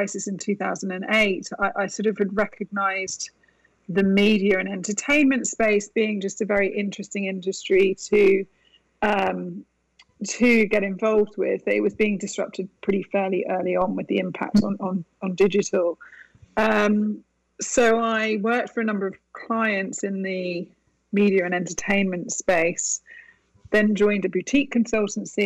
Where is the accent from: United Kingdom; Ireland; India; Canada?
United Kingdom; moved away as an adult; also born or lived in Italy; now in Westchester, United States; I was born and raised in the UK